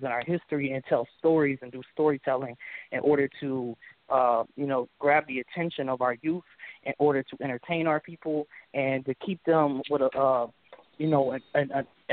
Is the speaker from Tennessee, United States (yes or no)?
yes; Memphis, Tennessee, United States; first language English; English is my first language. I was born in Memphis, Tennessee. I was raised here